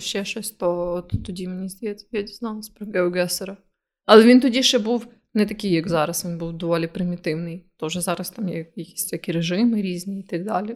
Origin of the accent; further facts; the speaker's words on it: Ukraine; в нас кокаїн не настільки популярний, як, наприклад, в Америці